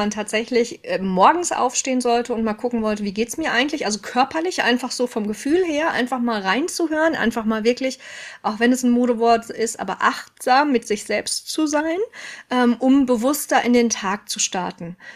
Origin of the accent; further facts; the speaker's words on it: North Rhine-Westphalia, Germany; Ich war, ähm, also ich komme aus dem Ruhrgebiet. Ich habe in Stuttgart geschult.